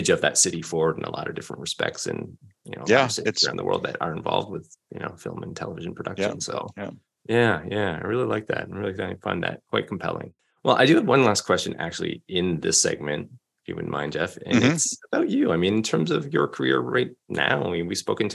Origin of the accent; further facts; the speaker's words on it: Canada; I'm from Canada, but I'd never been to Vancouver and never lived there